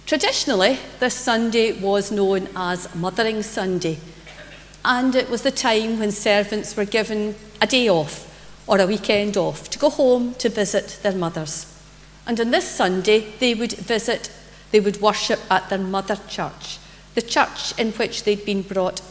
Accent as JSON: {"language": "English", "town": "Greenock", "region": "Scotland", "country": "United Kingdom", "tie": "born or raised there", "moved": "yes", "lives_now": "Paisley, United Kingdom", "said": "I was brought up in Greenock and I grew up in St Columba's Church."}